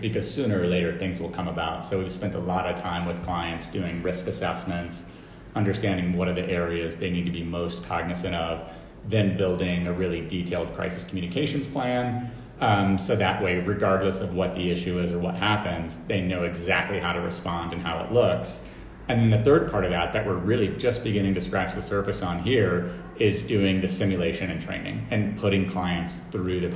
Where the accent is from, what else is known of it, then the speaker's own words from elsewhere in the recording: United States; being an American CEO